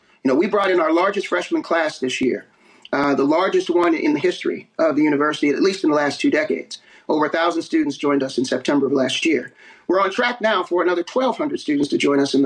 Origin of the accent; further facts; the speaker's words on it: East Coast, United States; I'm from the East Coast